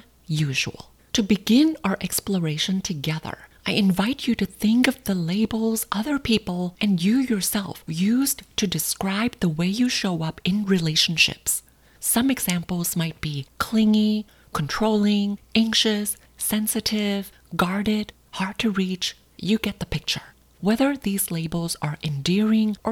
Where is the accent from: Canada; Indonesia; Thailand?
Thailand; Growing up in Thailand